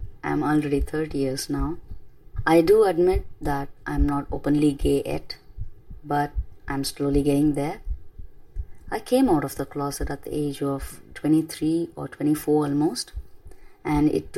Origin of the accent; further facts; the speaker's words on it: Chennai, Tamil Nadu, India; first language Tamil; English is a second language; my hometown, Chennai City